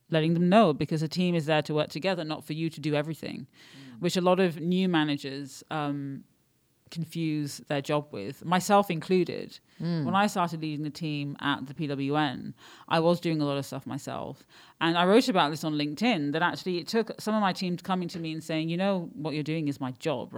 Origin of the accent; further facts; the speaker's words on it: United Kingdom; moved away as an adult; also born or lived in London / Paris; now in Barcelona, Spain; I'm British. My parents are Pakistani, but I'm British